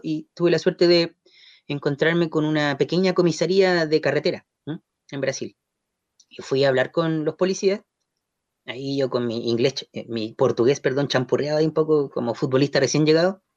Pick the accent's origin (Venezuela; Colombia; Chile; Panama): Chile; Concepción, Biobío; also born or lived in Talcahuano / Chiguayante / San Pedro de la Paz / Santiago; penquista de corazón, nacido y criado en la zona. Eh, en rigor nací en Talcahuano, pero ah, apenas al día siguiente de nacer en el Hospital Higueras me, vine a vivir a Chihuayante, San Pedro, Concepción